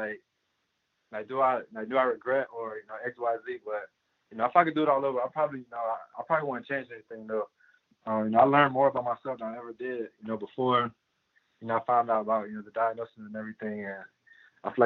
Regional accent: Miami, Florida, United States; I'm from Miami.

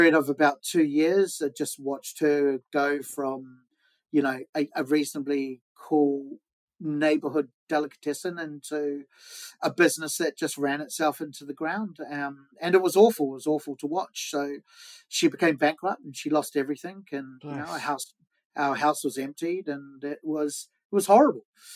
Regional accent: Wellington, New Zealand; moved away as an adult; now in London, United Kingdom; I'm from New Zealand, yeah, Wellington, New Zealand.

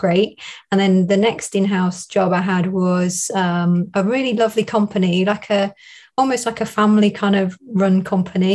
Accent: Northamptonshire, East Midlands, United Kingdom; accent: southern; moved away as an adult; also born or lived in Derby; now in Chesterfield, United Kingdom; I'm from Northamptonshire, which is nearer London, but I moved up more north when I went to university

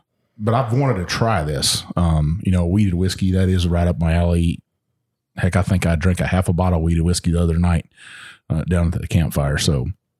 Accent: Texas, United States; I'm from Texas.

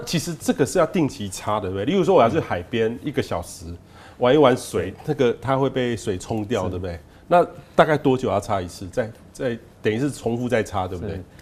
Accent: Taiwan; 其实皮肤癌我们台湾人发生的比例是没那么高，

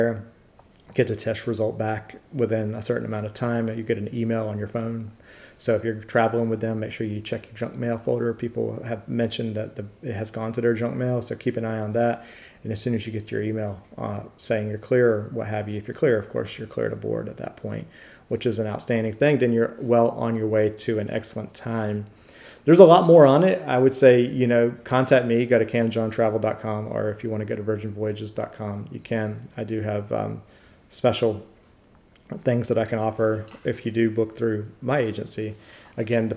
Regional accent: United States; I'm going from the United States to everywhere.

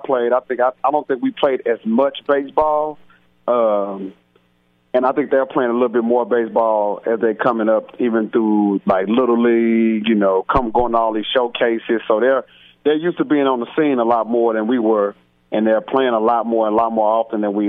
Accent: Houston, Texas, United States; I'm from Houston

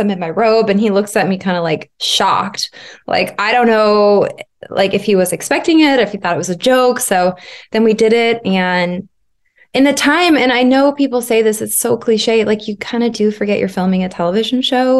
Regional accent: Arizona, United States; moved away as an adult; also born or lived in Los Angeles, United States; I moved back to Arizona, my hometown, about six years ago

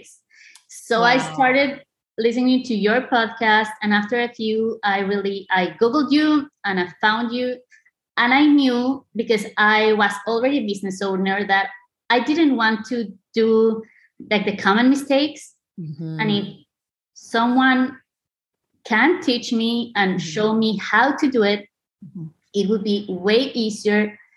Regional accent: Mexico City, Mexico; moved away as an adult; also born or lived in Cuernavaca, Mexico; now in San Antonio, United States; I'm from Mexico City, but we used to live in Cuernavaca

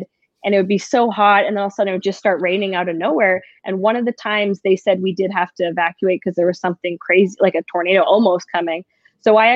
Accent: Saskatchewan, Canada; I'm from Saskatchewan

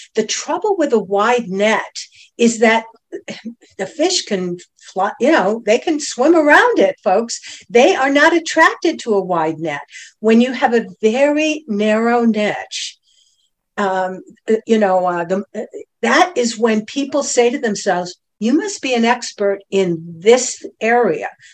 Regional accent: Cleveland, Ohio, United States; moved away as an adult; also born or lived in Boston; now in Stuart, United States; born and raised in Cleveland, Ohio

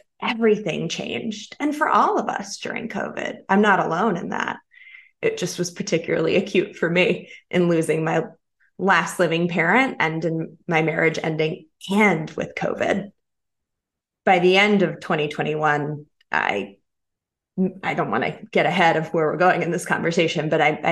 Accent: North Carolina, United States; moved away as an adult; also born or lived in Chicago; I came home to North Carolina to be closer to my father.

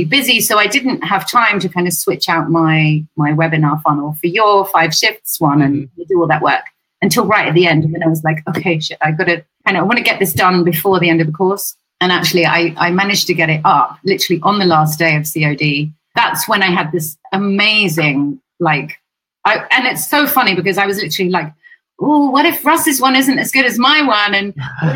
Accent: England, United Kingdom

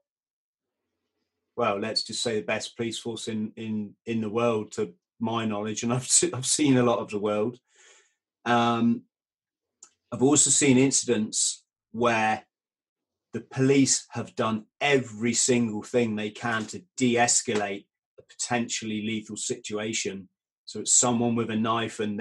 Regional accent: United Kingdom; being British

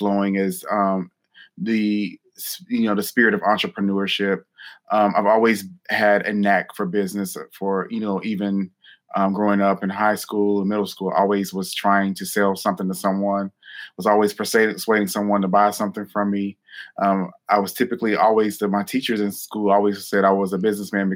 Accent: Newton, North Carolina, United States; I was born and raised in North Carolina. And I grew up in a small town called Newton, North Carolina

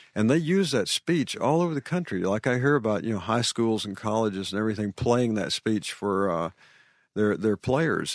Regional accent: Arkansas, United States; moved away; growing up in Arkansas

